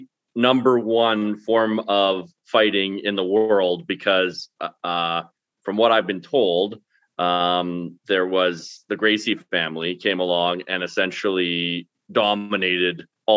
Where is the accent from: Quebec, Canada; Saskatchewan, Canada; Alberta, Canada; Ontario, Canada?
Alberta, Canada; Black Falls; also born or lived in Lacombe, Alberta; I was born in Lacombe and raised in Black Falls.